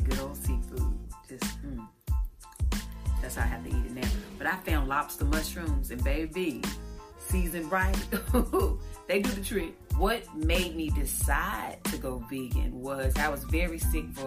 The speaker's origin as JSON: {"language": "English", "town": "Eden", "region": "North Carolina", "country": "United States", "tie": "born or raised there", "said": "I'm originally from Eden, North Carolina. I'm a small town country girl"}